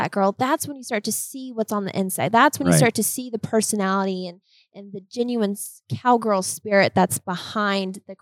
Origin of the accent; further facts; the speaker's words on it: Colorado, United States; I'm from Colorado, but I am the least Coloradan gal you will find